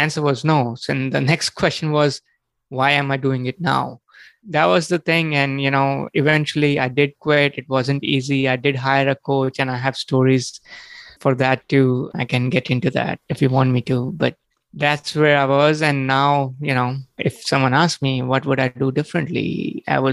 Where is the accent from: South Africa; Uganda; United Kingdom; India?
India; moved away as an adult; also born or lived in New York City; now in United States; I was born and brought up in India, and I came to the U.S. in 2003 to get my master's degree.